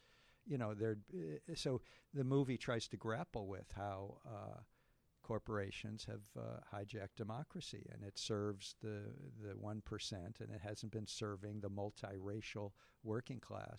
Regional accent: Detroit, Michigan, United States; I grew up in Detroit, and, you know, I knew Michael Moore before that first movie

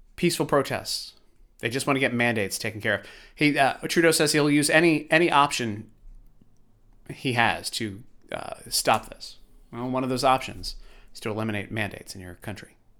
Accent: Baltimore, Maryland, United States; I grew up in Baltimore And I saw too much B S from the police

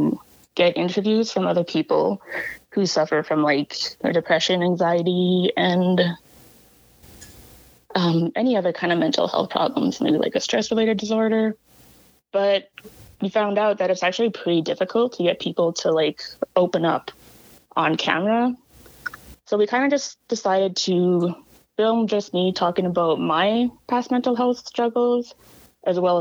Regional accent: La Ronge, Saskatchewan, Canada; from La Ronge and the Lake La Ronge Indian Band

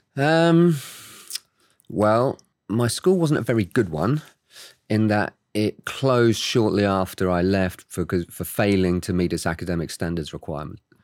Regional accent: Oxford, South East England, United Kingdom; I was born and raised in the U K, in Oxford.

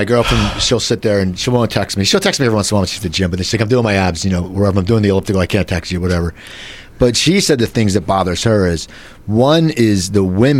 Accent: Cherry Hill, New Jersey, United States; I grew up in Cherry Hill.

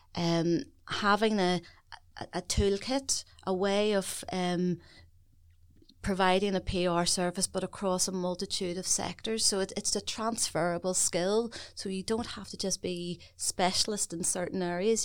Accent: Belfast, Northern Ireland, United Kingdom; I'm Belfast born and bred

